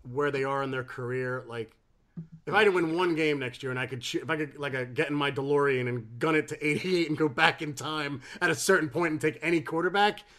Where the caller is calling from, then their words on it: England, United Kingdom; I'm ringing in from England.